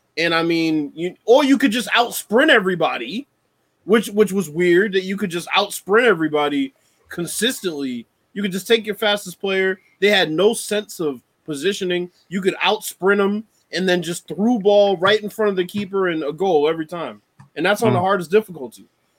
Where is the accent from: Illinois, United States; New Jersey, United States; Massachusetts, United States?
Illinois, United States; Chicago; I'm from Chicago.